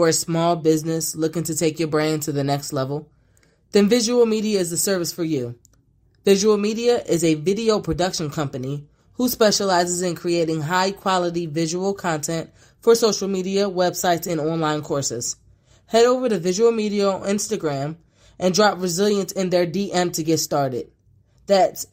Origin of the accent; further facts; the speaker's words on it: New Jersey, United States; I'm from South Jersey